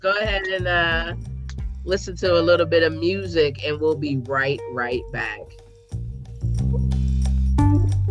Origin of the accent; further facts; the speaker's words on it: Columbus, Ohio, United States; growing up in Columbus, I remember it then, and then I've lived in it now